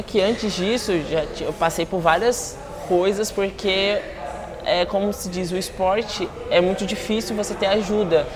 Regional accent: Guarapari, Espírito Santo, Brazil; moved away as an adult; now in São Paulo, Brazil; sou capixaba. É, hoje em dia eu resido na cidade de São Paulo, mas eu nasci no Espírito Santo, em Guarapari

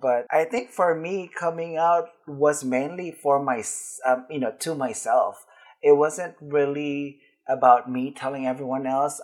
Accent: Philippines; now in United States; I grew up in the Philippines

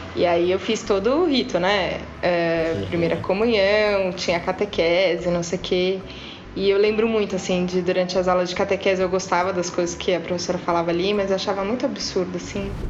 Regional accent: São Paulo, Brazil; eu nunca morei fora de São Paulo

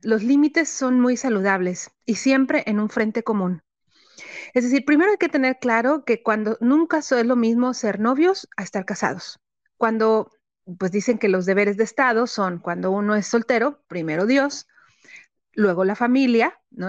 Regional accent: Tampico, Tamaulipas, Mexico; also born or lived in Guanajuato; now in Monterrey, Mexico; yo soy de Tampico y ambos vivimos ahorita, ahorita en Monterrey

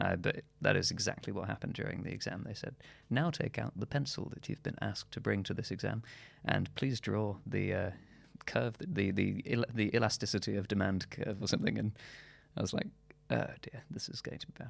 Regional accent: Shropshire, West Midlands, United Kingdom; moved away; also born or lived in London; my hometown, uh, in Shropshire

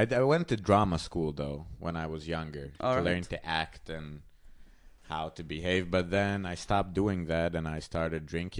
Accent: Hungary; moved away as an adult; now in Vienna, Austria; Well, I moved from Hungary to Vienna about almost 3 years ago.

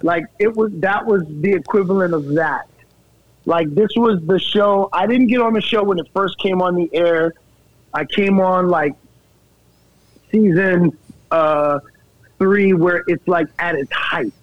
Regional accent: New York, United States; I'm already from New York

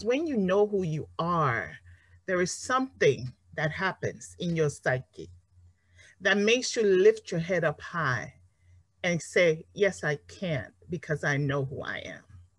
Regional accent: Nigeria; now in United States; As you know, I spent a lot of my years growing up here in the United States. I'm from Nigeria.

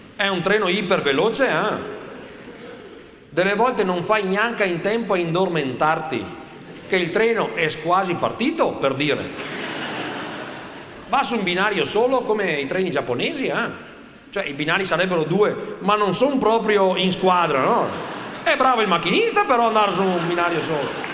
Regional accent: Polesine, Veneto, Italy; vengo dal Polesine

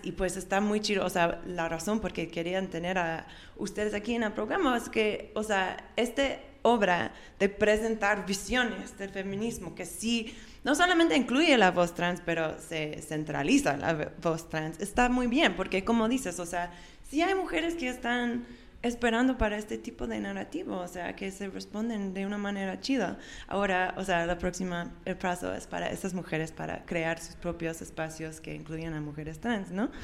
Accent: Austin, Texas, United States; Yo, yo me nací en, en Austin

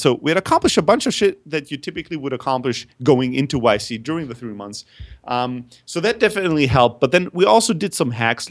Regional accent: Germany; also born or lived in Greece; I'm originally from Greece, but I grew up in Germany

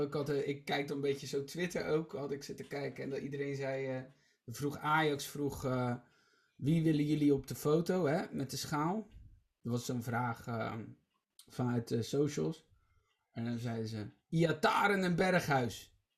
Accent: Rotterdam, South Holland, Netherlands; ik uit Rotterdam-Zuid kom

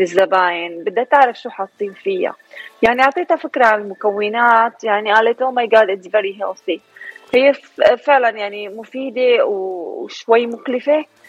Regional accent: Damascus, Damascus Governorate, Syria; moved away as an adult; now in Dallas, United States; أنا من من الشام أنا كردية من الشام أنا أجيت على أمريكا بعام 98

